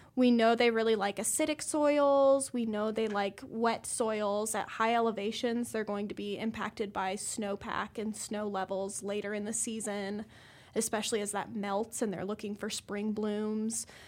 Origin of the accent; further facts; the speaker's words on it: Colorado, United States; moved away as an adult; also born or lived in Nebraska / Idaho; now in Missoula, United States; I'm from Colorado originally, went to Nebraska